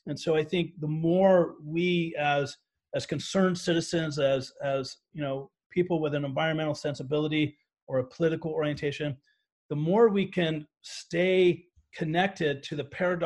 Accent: United States

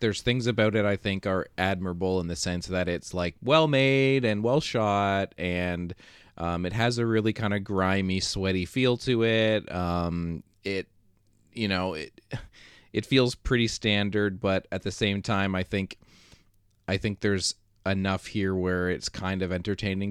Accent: Canada; as a Canadian

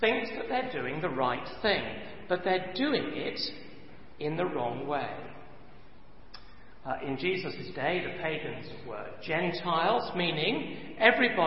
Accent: England, United Kingdom; me and my fellow countrymen

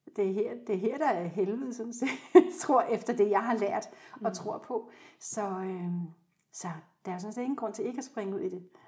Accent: South Zealand, Denmark; Jeg er født på Sydsjælland og vokset op i en helt almindelig familie

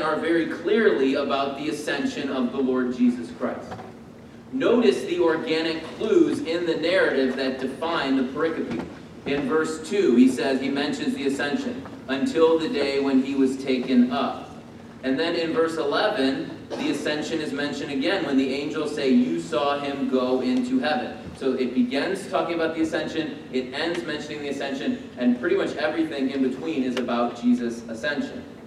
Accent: United States; born and bred here, like me

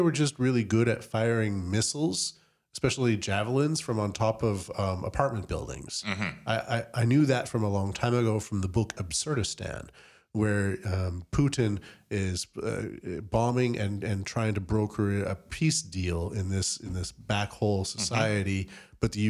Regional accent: Canada; I'm a Norwegian as well as a Canadian, right.

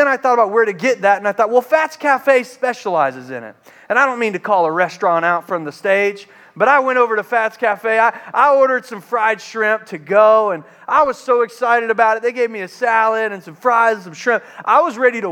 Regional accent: Charleston, South Carolina, United States; I grew up in Charleston, South Carolina

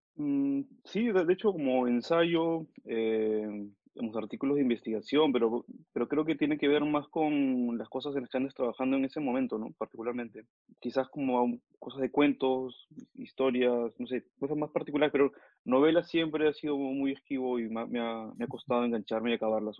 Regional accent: Lima, Peru; also born or lived in Mexico; Yo nací en México, pero toda mi vida la he transcurrido en, en Perú, en Lima

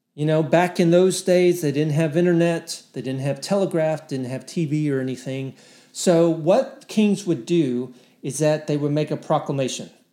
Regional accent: Texas, United States; I live in Texas. I'm a Texan

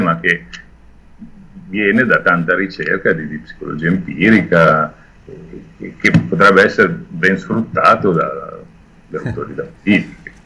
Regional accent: Milan, Lombardy, Italy; sono milanese da sempre

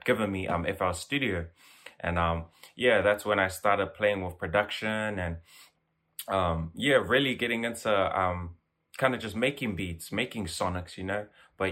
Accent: Auckland, New Zealand; I'm from South Auckland, Otara. Proud to be 2714 hard.

